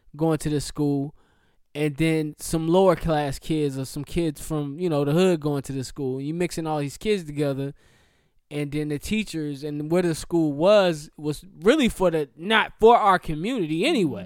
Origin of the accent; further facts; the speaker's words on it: Charlotte, North Carolina, United States; I grew up in Charlotte